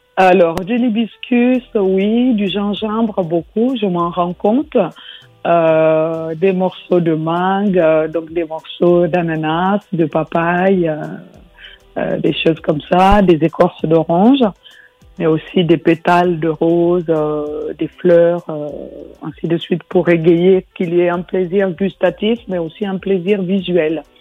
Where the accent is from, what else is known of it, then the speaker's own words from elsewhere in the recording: Guinea; now in France; j'ai grandi en Guinée